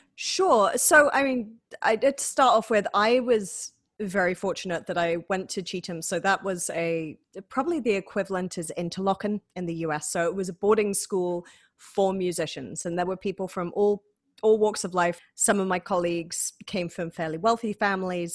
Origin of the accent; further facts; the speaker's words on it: Manchester, North West England, United Kingdom; accent: northern twang; moved away as an adult; now in Rochester, United States; I am originally from Manchester in the United Kingdom, but I've been living in America for nearly eight years at this point